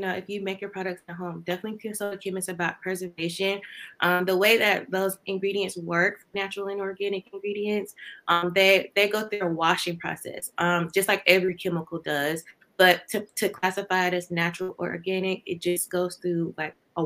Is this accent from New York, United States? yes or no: no; Georgia, United States; I'm from Georgia, very small town in Georgia, and I got my bachelor's in chemistry degree from Valdosta State University